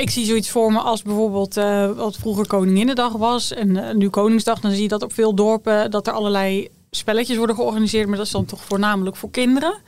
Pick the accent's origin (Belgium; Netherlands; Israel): Netherlands; Middelburg, Zeeland; ik kom uit eh, Middelburg